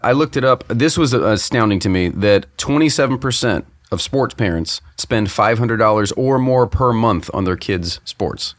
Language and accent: English; Tampa, Florida, United States; we grew up in the Tampa Bay area